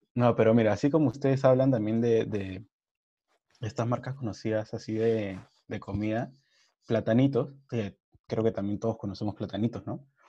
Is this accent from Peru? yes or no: yes; Peru; Somos peruanos. Nosotros creo que hemos nacido con el olor de comida.